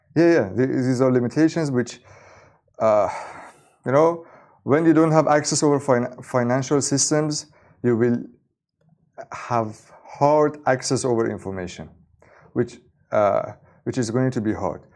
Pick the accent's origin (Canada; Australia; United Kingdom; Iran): Iran; I was born in Iran